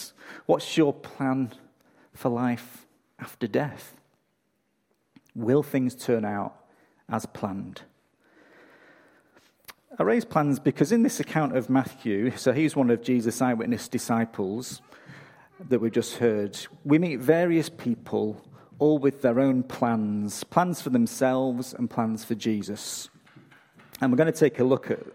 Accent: England, United Kingdom; now in Australia; I'm from England

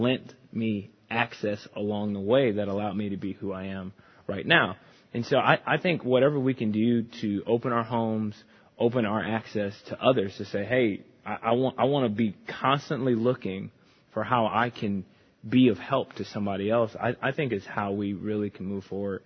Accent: Chicago, Illinois, United States; growing up in the Chicagoland area, I went to a private school

